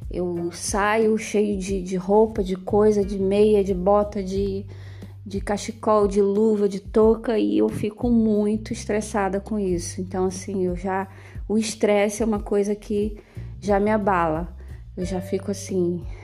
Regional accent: Rio de Janeiro, Brazil; como eu vim do Rio de Janeiro, é, o Rio de Janeiro tem temperaturas altíssimas, extremas, e eu sofro bastante com o calor

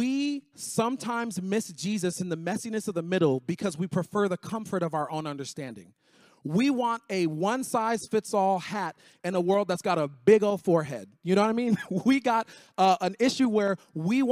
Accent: Miami, Florida, United States; I grew up in Miami

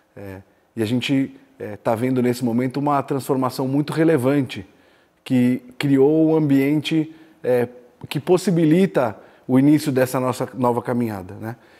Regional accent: Araraquara, São Paulo, Brazil; also born or lived in São Carlos / India / China; sou natural de Araraquara, estudei em São Carlos

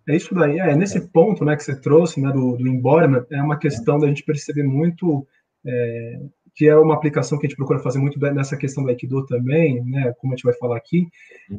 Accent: São Paulo, Brazil; eu sou paulistano, moro em São Paulo

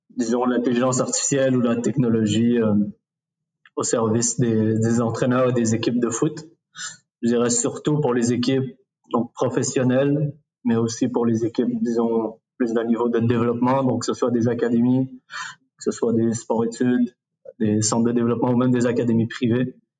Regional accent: Quebec, Canada; also born or lived in Morocco; on, est pas mal au Québec

